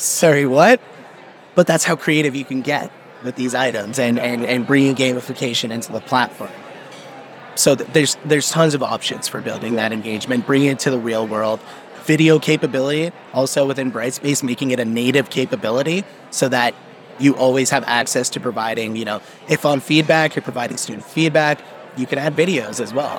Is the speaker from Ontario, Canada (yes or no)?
yes; Brampton, Ontario, Canada; I was actually uh, born and raised in Brampton.